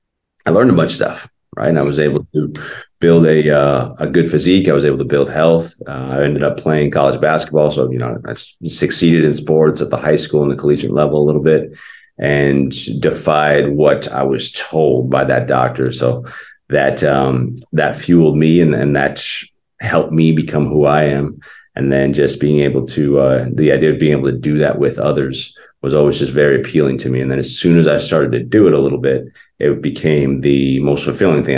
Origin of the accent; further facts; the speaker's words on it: Arizona, United States; also born or lived in New Jersey; at like 3 or 4, we left New Jersey and I was raised in Arizona.